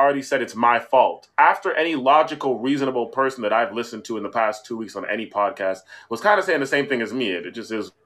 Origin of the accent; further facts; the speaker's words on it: Canada; Being a Canadian